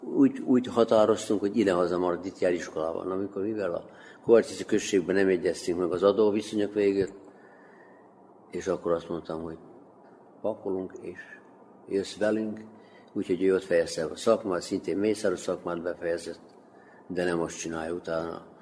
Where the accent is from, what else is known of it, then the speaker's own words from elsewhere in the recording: Debeljača, Vojvodina, Serbia; moved away as an adult; also born or lived in Stuttgart, Germany; Itt születtem, Torontálvásárhelyén, igen, az 1970-ben kimentem külföldre, Németországban, Stuttgartban éltem